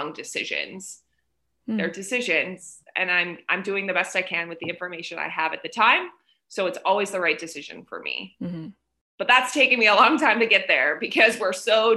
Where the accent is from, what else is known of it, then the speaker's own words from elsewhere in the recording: United States; moved away as an adult; also born or lived in South Korea; now in Vietnam; I'm in Vietnam and I'm American